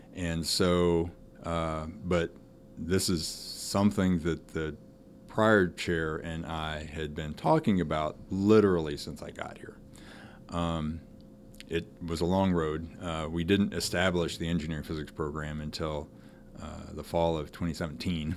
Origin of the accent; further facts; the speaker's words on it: Texas, United States; moved away; I'm from Texas